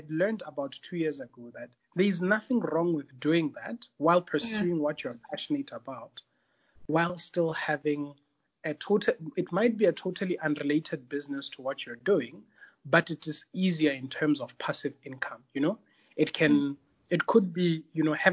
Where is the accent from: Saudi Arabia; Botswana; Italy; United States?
Botswana; also born or lived in Zambia; now in Tanzania; So I was born in Zambia, raised in Botswana